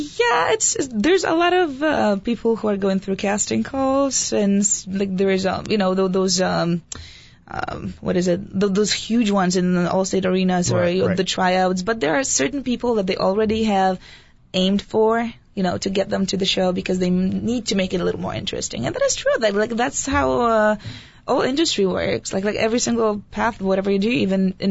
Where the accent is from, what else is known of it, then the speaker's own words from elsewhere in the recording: Poland; also born or lived in near the German border; now in United States; I'm Polish